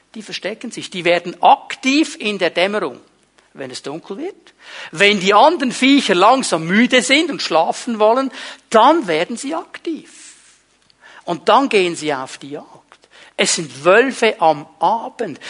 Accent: Switzerland; auch bei uns in der Schweiz

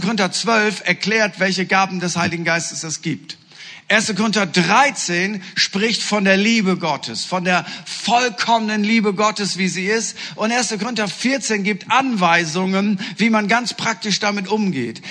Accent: East Frisia, Lower Saxony, Germany; Ich bin Norddeutscher, genauer gesagt Ostfriese

